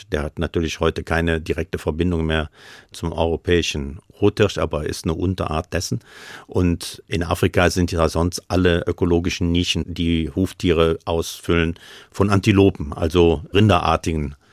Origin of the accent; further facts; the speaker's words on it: North Rhine-Westphalia, Germany; accent: Rhineland; Färbung meiner Aussprache ein bisschen ins Rheinland geht. Und ich bin natürlich auch dort aufgewachsen. Ich komme aus Nord am Rhein.